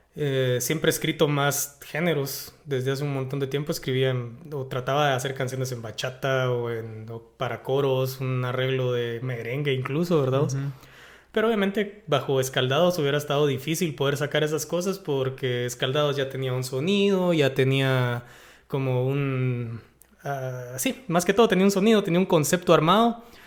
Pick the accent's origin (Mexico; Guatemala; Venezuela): Guatemala; yo buscando mi identidad como guatemalteco